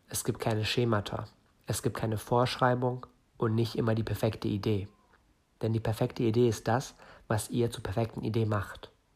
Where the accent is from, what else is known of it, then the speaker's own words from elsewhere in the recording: Northern Germany, Germany; komme aus Norden Deutschlands, bin hier geboren, aber gebürtig Iraner